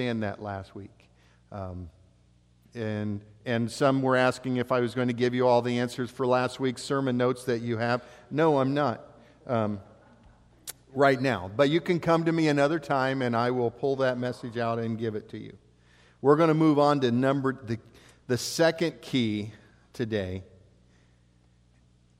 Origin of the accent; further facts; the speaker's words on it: Ohio, United States; moved away as an adult; also born or lived in Oregon / South Dakota; I was born and raised in Ohio, lived on in a farming community.